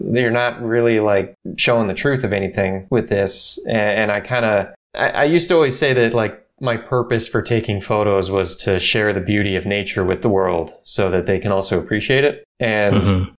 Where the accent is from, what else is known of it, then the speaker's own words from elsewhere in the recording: Orange County, California, United States; I grew up here in Orange County. I've, I've been here forever